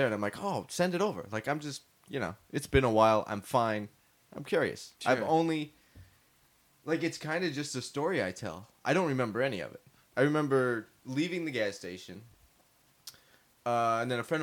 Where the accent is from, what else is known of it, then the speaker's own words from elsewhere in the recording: Phoenix, Arizona, United States; now in Los Angeles, United States; I'm born and raised in Phoenix.